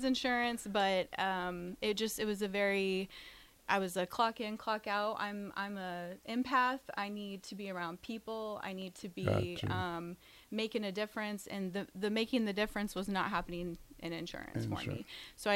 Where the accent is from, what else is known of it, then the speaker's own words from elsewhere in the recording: Lincoln, Nebraska, United States; I am from here in Lincoln.